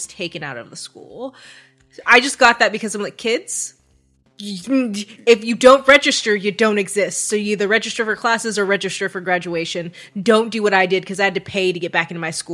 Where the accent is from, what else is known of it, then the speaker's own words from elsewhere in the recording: California, United States; I'm from California.